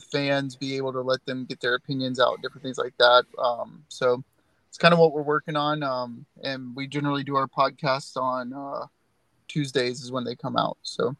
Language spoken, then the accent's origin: English; the Carolinas, United States; I'm from the Carolinas